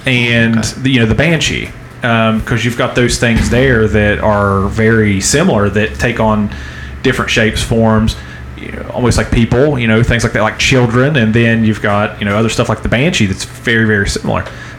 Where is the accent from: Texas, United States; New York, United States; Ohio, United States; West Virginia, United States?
West Virginia, United States; growing up in West Virginia.